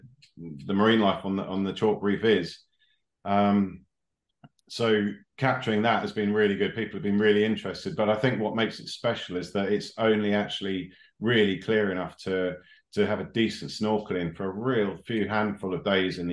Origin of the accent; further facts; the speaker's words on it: Sheringham, East of England, United Kingdom; also born or lived in Hull; I've always lived in Sheringham. I grew up in Sheringham, so I spent a lot of time at the beach as a kid